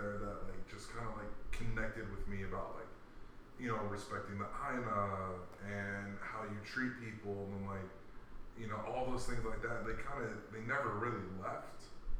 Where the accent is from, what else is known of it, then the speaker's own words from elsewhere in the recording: Chicago, Illinois, United States; moved away; also born or lived in Hawaii / Virginia; I'm from Chicago, bro.